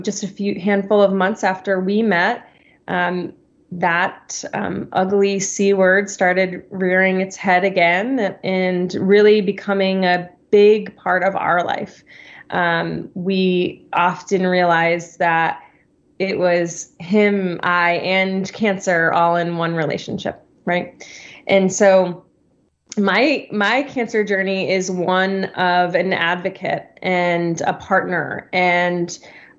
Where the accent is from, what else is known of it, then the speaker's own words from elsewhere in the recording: Connecticut, United States; moved away as an adult; also born or lived in New York City; Born and raised in Connecticut, a pretty small cow town over there, and spent the last 4 years or so in New York City